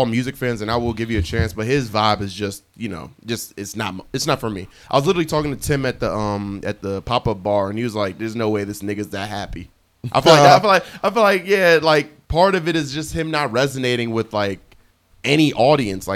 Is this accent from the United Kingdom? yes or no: no; Nigeria; I am Nigerian